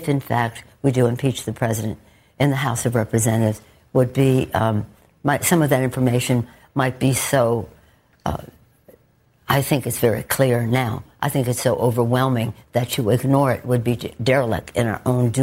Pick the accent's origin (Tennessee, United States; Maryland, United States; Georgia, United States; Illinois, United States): Maryland, United States; Baltimore; I'm from Baltimore